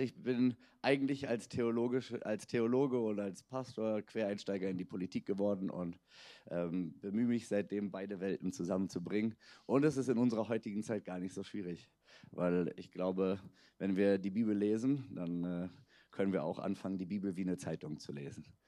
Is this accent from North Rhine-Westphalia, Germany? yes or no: no; Berlin, Germany; also born or lived in Budapest; bin selbst in Berlin geboren, bin also, ich kann wirklich sagen, ich bin ein Berliner